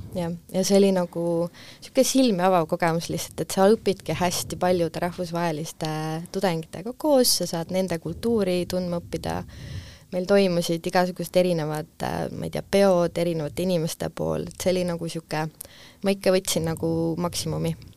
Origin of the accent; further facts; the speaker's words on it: Tartu, Tartu County, Estonia; also born or lived in Pärnu; ma lõpetasin gümnaasiumi Tartus mm, -hmm. et tegelikult äh, ma pean oma koduks Tartut